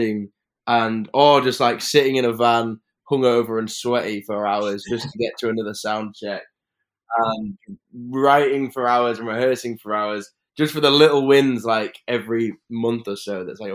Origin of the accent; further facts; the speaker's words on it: Leeds, Yorkshire and the Humber, United Kingdom; I'm from Leeds